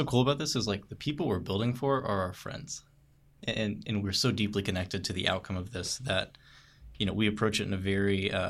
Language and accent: English; Searcy, Arkansas, United States